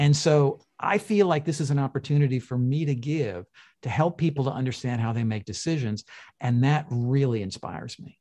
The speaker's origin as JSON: {"language": "English", "town": "Toronto", "region": "Ontario", "country": "Canada", "tie": "born or raised there", "said": "was born in, in Toronto"}